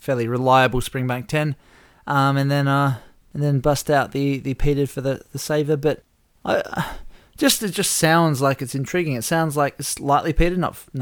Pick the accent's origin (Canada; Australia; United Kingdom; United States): Australia; We're Aussie.